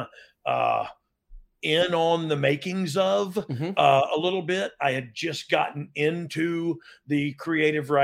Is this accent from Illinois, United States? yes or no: no; Pensacola, Florida, United States; I'm from Pensacola